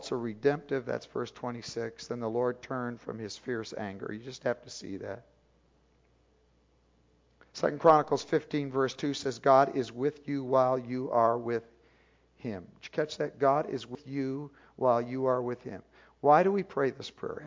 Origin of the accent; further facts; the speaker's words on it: near Chicago, Illinois, United States; I grew up near Chicago, so the Chicago Bears were my team as a kid.